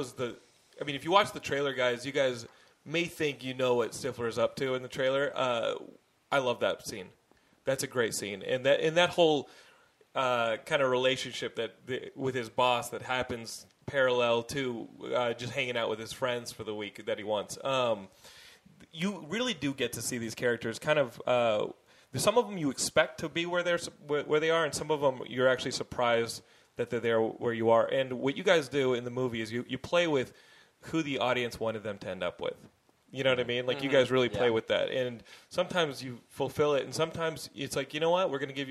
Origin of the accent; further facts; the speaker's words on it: Austin, Texas, United States; because I grew up in Austin